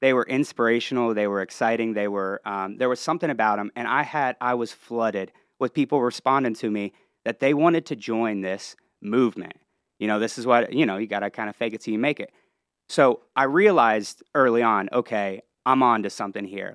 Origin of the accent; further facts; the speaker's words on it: Columbus, Ohio, United States; moved away as an adult; also born or lived in Cincinnati, Ohio; now in Lake Norman area, North Carolina, United States; I was born and raised in Ohio, grew up, uh, just outside of Columbus, and then, uh, earlier on moved over to Cincinnati